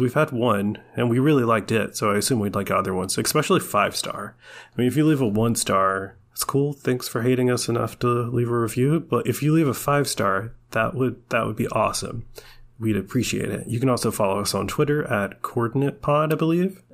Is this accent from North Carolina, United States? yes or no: no; Georgia, United States; I'm from Georgia